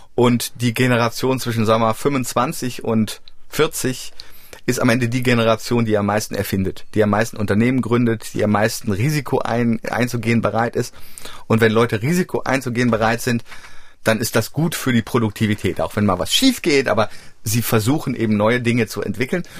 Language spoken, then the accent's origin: German; Frankfurt, Hesse, Germany; moved away; ich komme ja ursprünglich aus Frankfurt, aus dem Frankfurter Raum.